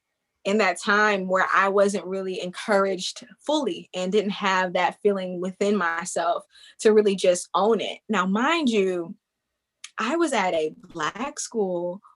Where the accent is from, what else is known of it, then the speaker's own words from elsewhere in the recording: Columbus, Georgia, United States; moved away as an adult; also born or lived in Kentucky / Atlanta, Georgia; now in Washington, D.C., United States; growing up in Columbus, Georgia, where I, you know, did elementary through high school